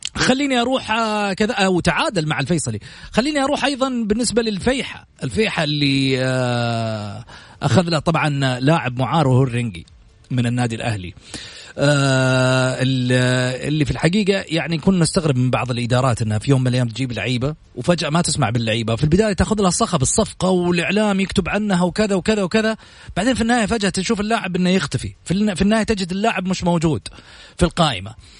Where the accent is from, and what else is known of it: Saudi Arabia